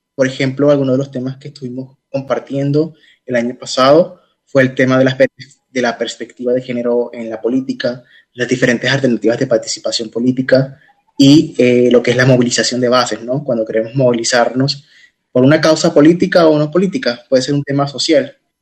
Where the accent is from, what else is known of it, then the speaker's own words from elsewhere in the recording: Puerto Rico; en mi país